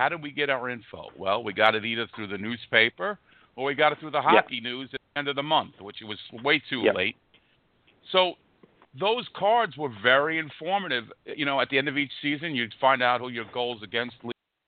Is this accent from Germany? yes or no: no; United States; growing up in the States